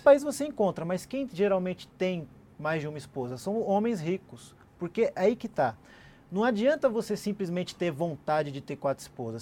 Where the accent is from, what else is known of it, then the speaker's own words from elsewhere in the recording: Brazil; eu sou brasileiro, sou muçulmano, Sim. mas sou brasileiro